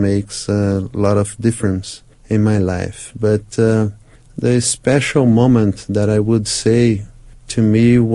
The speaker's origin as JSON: {"language": "English", "country": "Brazil", "also_born_or_lived": "United States", "said": "I'm from Brazil, 200 million people living in this country"}